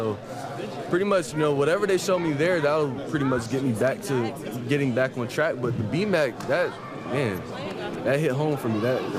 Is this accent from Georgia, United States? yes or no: yes; Georgia, United States; You know, Georgia's my home state. Got family everywhere in Georgia.